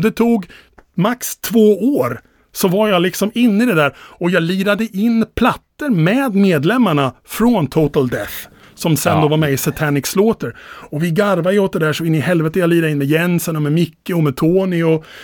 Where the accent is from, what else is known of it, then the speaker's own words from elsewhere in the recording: Finspång, Östergötland, Sweden; i Finspång när jag växte upp